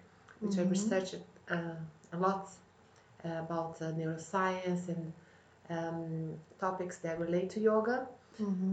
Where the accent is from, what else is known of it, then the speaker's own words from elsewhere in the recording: Brazil; moved away as an adult; now in London, United Kingdom; I come from Brazil, although I have dual nationality, I'm also Italian